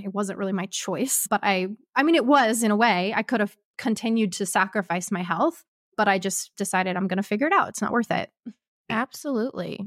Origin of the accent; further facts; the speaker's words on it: Kansas, United States; moved away as an adult; also born or lived in Ohio / Arkansas; I'm originally from Kansas, moved my life first to Michigan, or, I mean, Ohio